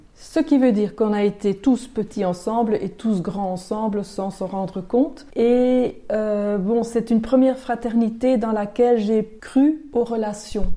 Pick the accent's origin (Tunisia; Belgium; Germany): Belgium; Basècles, Wallonia; j'ai grandi à Basili, donc pas très loin d'ici